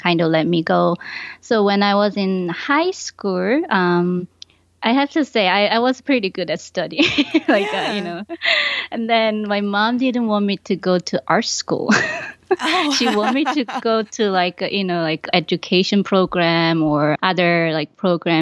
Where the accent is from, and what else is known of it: Ulsan, South Korea; born or raised there; moved away as an adult; also born or lived in Busan, South Korea / Buffalo, New York, United States; now in Rochester, United States